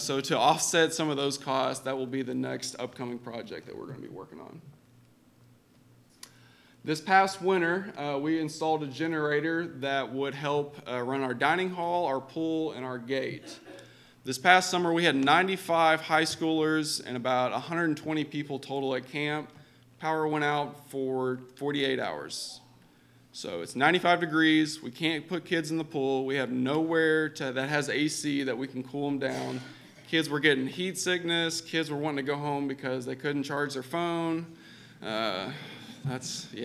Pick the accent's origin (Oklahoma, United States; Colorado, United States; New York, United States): Oklahoma, United States; moved away as an adult; also born or lived in Kentucky; I'm originally from Oklahoma, and I grew up in a household where work and sports came way before going to church